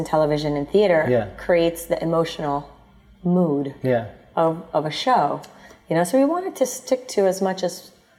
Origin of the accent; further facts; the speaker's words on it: United States; now in Philippines; my background is both Filipino and American, because I grew up in the States